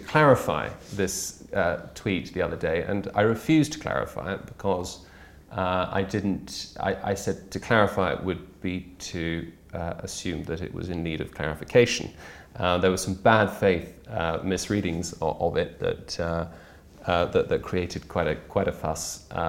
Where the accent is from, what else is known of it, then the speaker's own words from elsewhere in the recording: Brussels, Brussels-Capital Region, Belgium; I've been a Brexiteer since I was 13. I grew up in Brussels.